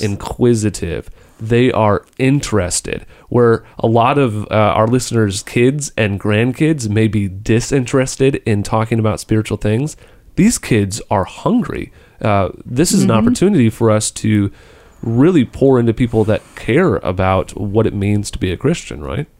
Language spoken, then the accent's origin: English; United States; as an American